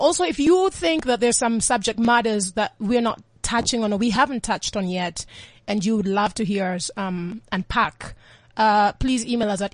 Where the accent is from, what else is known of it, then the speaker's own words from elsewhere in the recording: Kenya; It's a Luo. I'm from the Luo tribe in Kenya